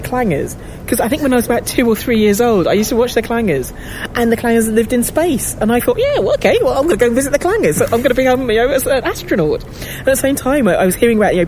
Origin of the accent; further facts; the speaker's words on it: London, United Kingdom; as a black kid growing up in London